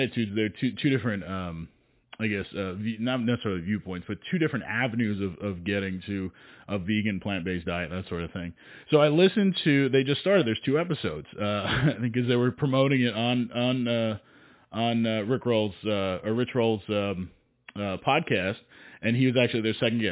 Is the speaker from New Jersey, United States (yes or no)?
yes; New Jersey, United States; I'm from New Jersey